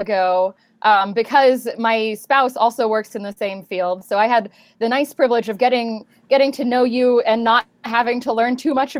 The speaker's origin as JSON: {"language": "English", "region": "Texas", "country": "United States", "moved": "yes", "lives_now": "Salt Lake City, United States", "said": "I live in Salt Lake City, Utah, where it has been very cold recently, and I'm from Texas originally"}